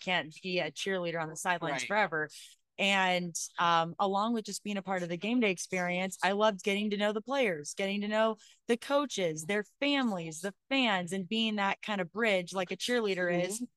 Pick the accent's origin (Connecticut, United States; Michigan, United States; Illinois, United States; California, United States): California, United States; Sacramento; moved away as an adult; also born or lived in Arizona / San Francisco; I'm originally from the Sacramento area